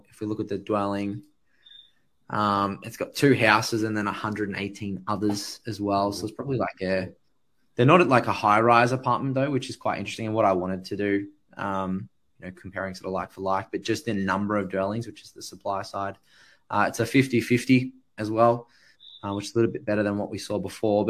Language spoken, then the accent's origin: English; Sydney, New South Wales, Australia; I grew up in the Hills District, so I wasn't too far away.